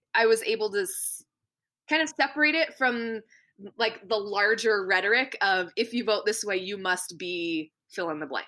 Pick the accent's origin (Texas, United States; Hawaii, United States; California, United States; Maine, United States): Maine, United States; I grew up in Maine